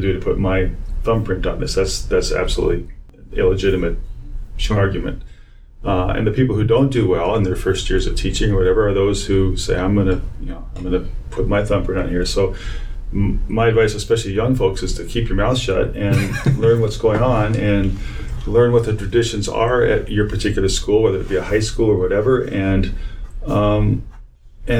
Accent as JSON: {"language": "English", "region": "Arizona", "country": "United States", "tie": "born or raised there", "also_born_or_lived": "Texas / New York", "moved": "as an adult", "lives_now": "Illinois, United States", "said": "I grew up in Arizona."}